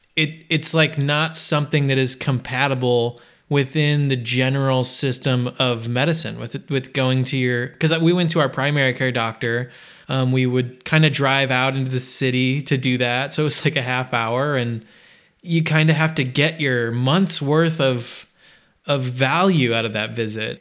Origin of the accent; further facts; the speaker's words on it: Midwest, United States; I grew up in the Midwest